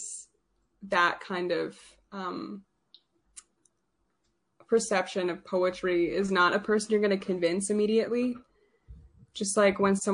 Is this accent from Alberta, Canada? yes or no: yes; St. Albert, Alberta, Canada; I'm a poet from St. Albert